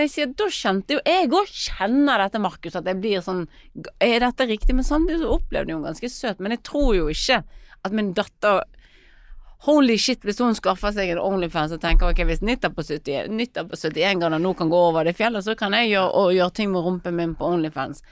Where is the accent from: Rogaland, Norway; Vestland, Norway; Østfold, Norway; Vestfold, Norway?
Vestland, Norway; Bergen; jeg er født i Fyllingsdal